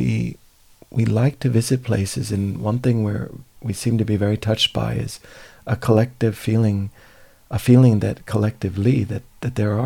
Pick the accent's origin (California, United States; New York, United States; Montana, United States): California, United States; growing up in California